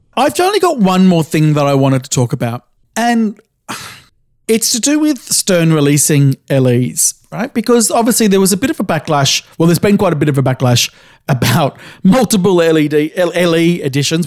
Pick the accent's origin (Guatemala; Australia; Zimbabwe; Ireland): Australia; I grew up in Australia in the seventies